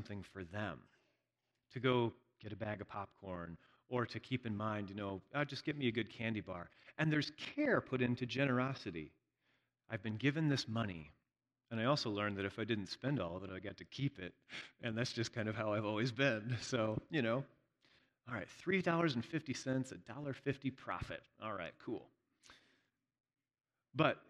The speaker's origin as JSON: {"language": "English", "region": "Indiana", "country": "United States", "tie": "born or raised there", "moved": "yes", "said": "I'm from Indiana"}